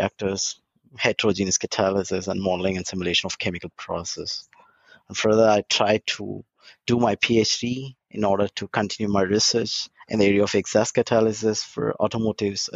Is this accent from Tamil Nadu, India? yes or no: yes; Kalyanapuram, Tamil Nadu, India; moved away as an adult; also born or lived in Dortmund, Germany; now in Germany; I'm basically from India, from southern part of India, in Tamil Nadu, the state where I born, and it's near a small village from 300 kilometers from the capital of this Tamil Nadu, Chennai, so-called Kalyanapuram is my village